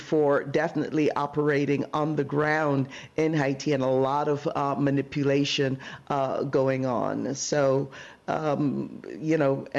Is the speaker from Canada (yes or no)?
no; Barbados; also born or lived in Brooklyn, United States; now in United States; when I lived in Brooklyn before moving to California, that was the place that my family, we immigrated from Barbados to Crown Heights.